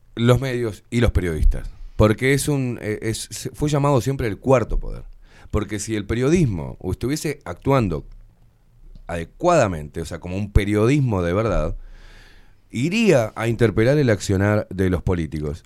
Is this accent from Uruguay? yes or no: yes; Uruguay; pagando el alquiler a los ponchazos, normal, como cualquier uruguayo